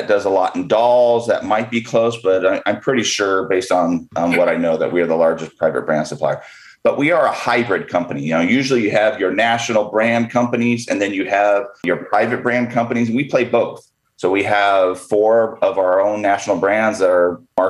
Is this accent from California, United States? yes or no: yes; Southern California, United States; I was born and raised in Southern California, went to college in BYU